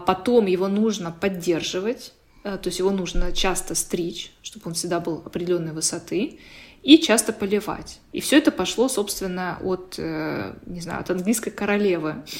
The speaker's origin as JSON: {"language": "Russian", "town": "Sochi", "region": "Krasnodar Krai", "country": "Russia", "tie": "born or raised there", "said": "я сама из Сочи, ну, я там родилась и выросла"}